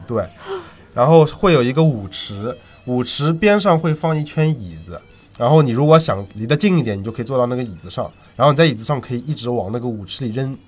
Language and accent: Chinese; China; 我们中国人